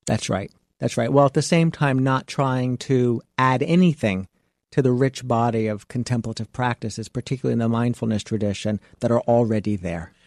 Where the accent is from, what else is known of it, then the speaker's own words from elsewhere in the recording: Miami Beach, Florida, United States; I come from South Beach